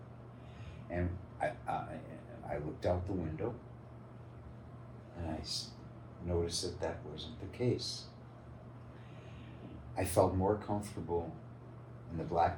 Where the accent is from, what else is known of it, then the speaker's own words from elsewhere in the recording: Chicago, Illinois, United States; I grew up in the south side of Chicago